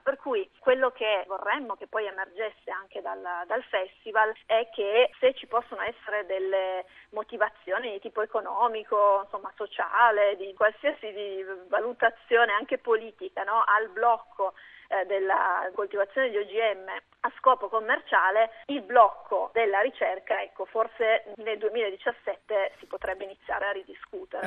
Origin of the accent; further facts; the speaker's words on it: between the Vercelli area and Lomellina, Piedmont, Italy; io sono piemontese, sono cresciuta nelle, nella zona delle risaie, nella mia zona, quindi tra il Vercellese e il Lombardo